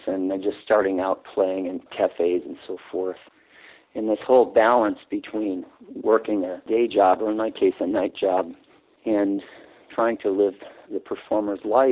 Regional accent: Cicero, Illinois, United States; also born or lived in western suburbs of Chicago; I grew up in Cicero, Illinois, in a dense Catholic working class city just west of Chicago

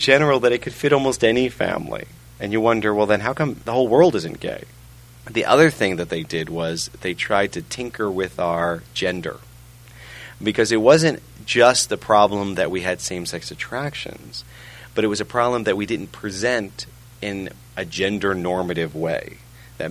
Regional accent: New York, United States; moved away as an adult; also born or lived in England / Memphis; I grew up in New York, which is technically a suburb of Europe.

